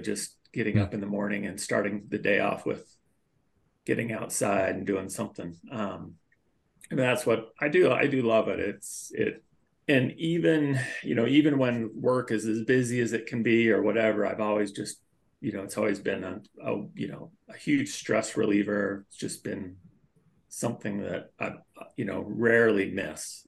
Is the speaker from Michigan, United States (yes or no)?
no; Millcreek, Utah, United States; also born or lived in Lafayette, California; moved here pretty quick after I was born, and just raised here in East Mill Creek